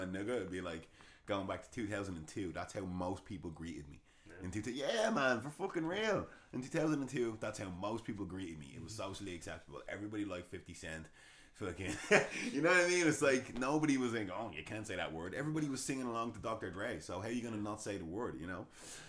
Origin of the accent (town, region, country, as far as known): Ireland; also born or lived in England